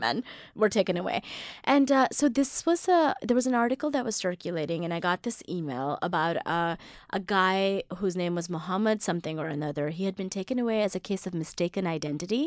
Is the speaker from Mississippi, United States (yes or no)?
yes; Mississippi, United States; now in New York City, United States; I grew up in Mississippi, so it was just black, white, and me